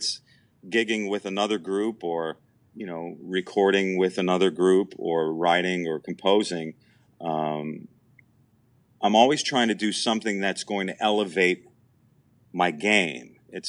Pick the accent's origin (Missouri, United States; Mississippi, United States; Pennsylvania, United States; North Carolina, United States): Pennsylvania, United States; Wilkes-Barre; She's from the Allentown area, and I'm from Wilkes-Barre.